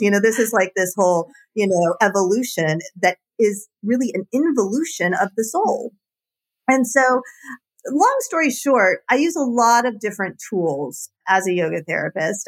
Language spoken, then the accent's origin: English; Marietta, Georgia, United States; also born or lived in Austin; I grew up in Marietta, Georgia